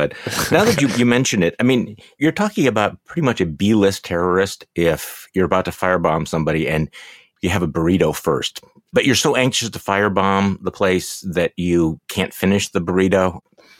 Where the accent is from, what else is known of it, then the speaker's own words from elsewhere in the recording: Seattle, Washington, United States; Hey, do you know though that I was born in Seattle, speaking of not seeing the sun?